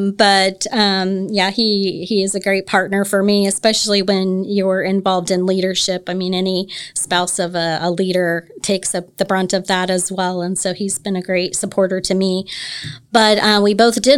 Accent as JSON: {"language": "English", "area": "Grant County", "region": "Indiana", "country": "United States", "tie": "born or raised there", "also_born_or_lived": "Peru, Indiana", "said": "Moved here when I was 7 with my family and went to school here"}